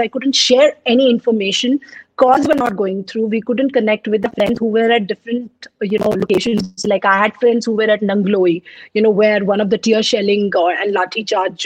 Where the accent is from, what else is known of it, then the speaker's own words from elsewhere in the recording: Hyderabad, Telangana, India; also born or lived in Punjab; Although I'm born and brought up in Hyderabad, but my roots are from Punjab